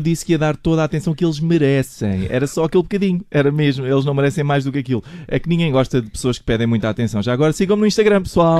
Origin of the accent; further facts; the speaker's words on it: Portimão, Algarve, Portugal; eu sou de lá, sou de Portimão, mesmo ao lado de Alvor